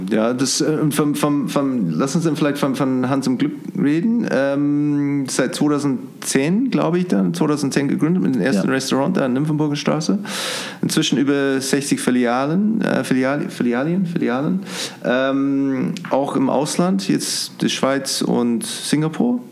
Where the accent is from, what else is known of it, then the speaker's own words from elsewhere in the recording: New Zealand; German is a second language; moved away as an adult; now in Munich, Germany; ich komme ursprünglich aus Neuseeland, da war schon in den 90er Jahren, waren schon Gourmet-Burgers überall. Als ich hier nach München gekommen bin, 2002